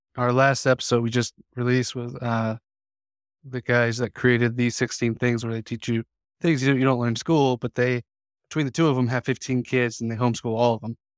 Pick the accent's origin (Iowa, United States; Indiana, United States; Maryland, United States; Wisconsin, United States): Indiana, United States; Indianapolis; when we were a kid growing up in Indiana, I grew up just on the east side of Indy